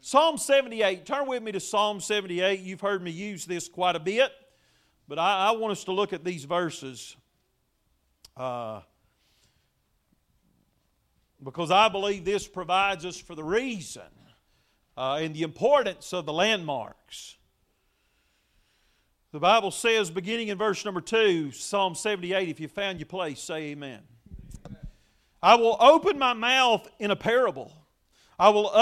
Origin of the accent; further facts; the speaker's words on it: United States; the liberty that I enjoy as an American citizen